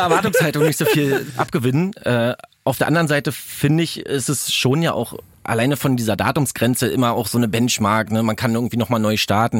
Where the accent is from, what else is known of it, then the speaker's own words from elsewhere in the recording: Brandenburg, Germany; Ich komme aus Brandenburg